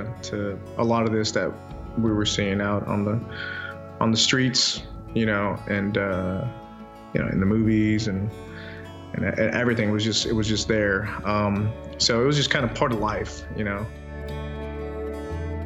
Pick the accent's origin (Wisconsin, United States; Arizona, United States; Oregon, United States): Arizona, United States; Chandler; born or raised there